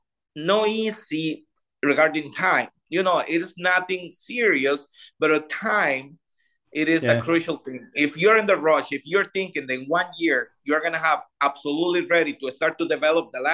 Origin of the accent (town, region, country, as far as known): Costa Rica; English is a second language